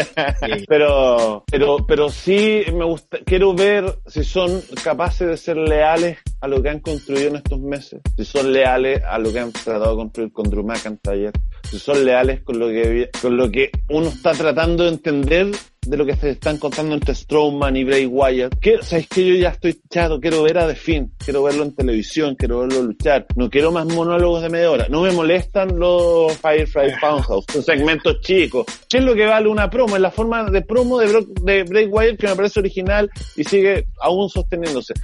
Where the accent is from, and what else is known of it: Chile